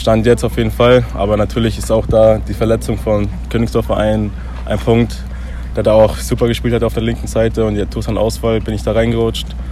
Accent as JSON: {"language": "German", "town": "Nuremberg", "region": "Bavaria", "country": "Germany", "tie": "born or raised there", "moved": "yes", "said": "in meiner Heimatstadt, wo ich herkomme"}